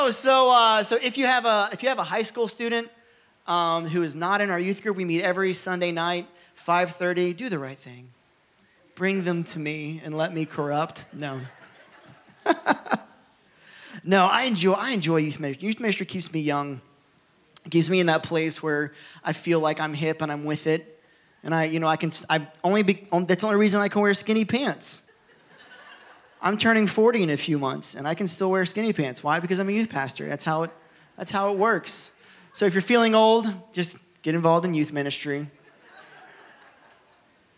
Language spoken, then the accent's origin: English; Ohio, United States; moved away; So I'm from Ohio